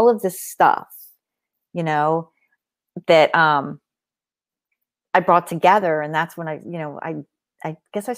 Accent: Long Beach Island, New Jersey, United States; now in Pennsylvania, United States; I grew up on Long Beach Island, New Jersey. I spent all of my summers there and some of my winters.

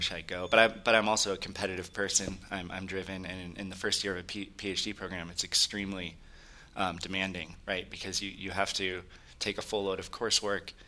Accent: Silicon Valley, California, United States; I grew up in California, uh, actually in Silicon Valley.

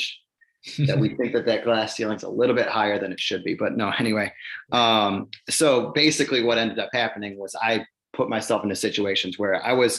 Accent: Cleveland, Ohio, United States; growing up in Cleveland

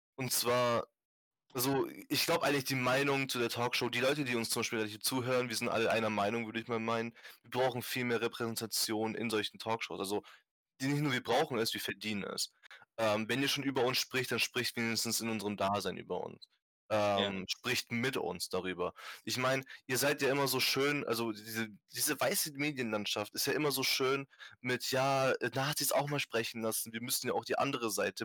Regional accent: Germany; Ich bin hier geboren, ich bin hier aufgewachsen

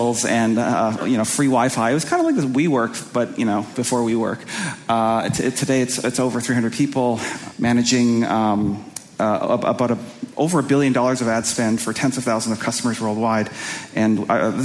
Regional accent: Winnipeg, Manitoba, Canada; I'm from Canada, from a kind of a place called Winnipeg

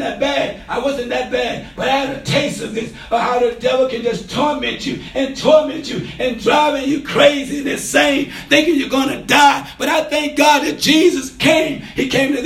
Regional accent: Mississippi, United States; I grew up in Mississippi.

